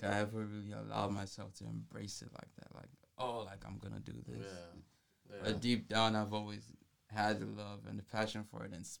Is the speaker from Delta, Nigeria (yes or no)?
no; Lagos, Nigeria; now in Atlanta, United States; I was born and raised in Lagos